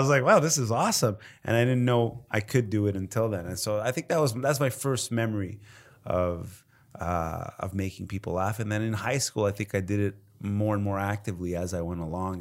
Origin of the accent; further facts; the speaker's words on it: Montreal, Quebec, Canada; as a Canadian, you know, from Montreal